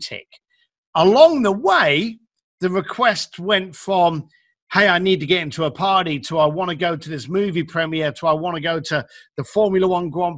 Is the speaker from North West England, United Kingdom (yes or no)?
no; London, United Kingdom; I'm a guy from East London, left school at the age of 15, started working with my parents on the building site